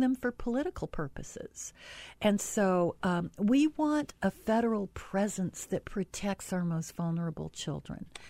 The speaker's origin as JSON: {"language": "English", "region": "Utah", "country": "United States", "said": "I'm from Utah."}